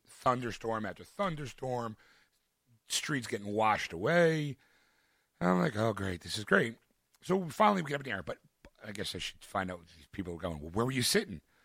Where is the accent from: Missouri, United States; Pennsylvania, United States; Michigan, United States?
Pennsylvania, United States; Philadelphia; I'm a Philadelphian in Dallas